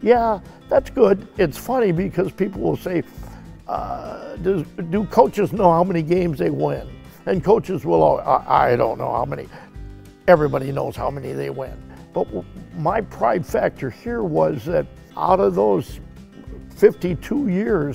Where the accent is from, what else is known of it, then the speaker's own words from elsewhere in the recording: Galena, Illinois, United States; moved away as an adult; now in Cuba City, United States; I left Galena, Illinois, which was my hometown